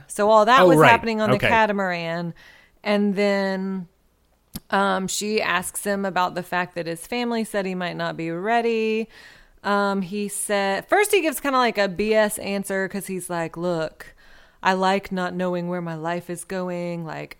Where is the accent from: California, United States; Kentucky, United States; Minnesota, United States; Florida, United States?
Minnesota, United States; But we're both from Minnesota.